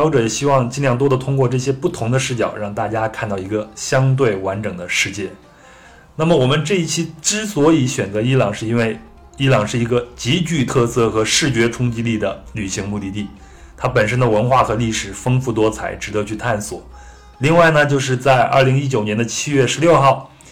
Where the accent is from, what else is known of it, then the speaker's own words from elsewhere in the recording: China; 那我们作为中国人最熟悉的这个丝绸之路呢？